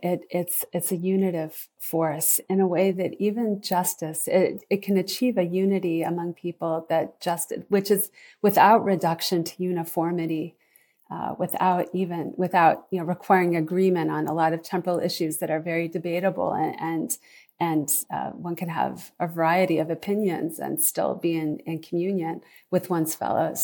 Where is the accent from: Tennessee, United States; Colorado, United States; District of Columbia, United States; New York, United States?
District of Columbia, United States; Washington; now in Indiana, United States; I'm originally from Washington, D C, but have lived in Indiana for close to thirty years now.